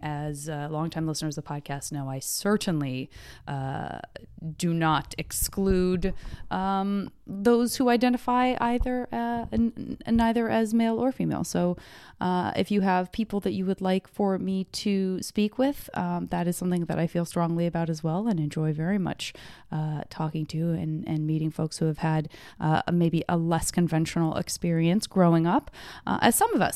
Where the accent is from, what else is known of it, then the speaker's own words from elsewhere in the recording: Arizona, United States; I'm from Arizona